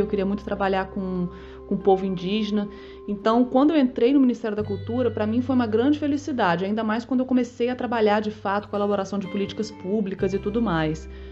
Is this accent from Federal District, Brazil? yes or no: yes; Brasília, Federal District, Brazil; eu sou de Brasília